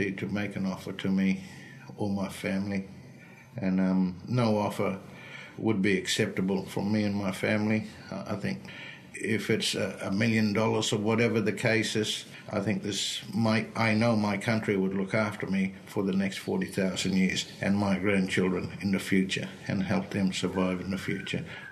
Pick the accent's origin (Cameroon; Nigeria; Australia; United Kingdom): Australia; Broome, Western Australia; I'm from Broome. It's Yarrow country, 70 kilometres east of Broome